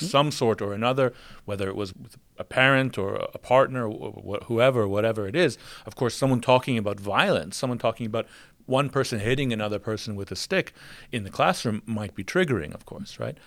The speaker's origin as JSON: {"language": "English", "country": "United States", "moved": "yes"}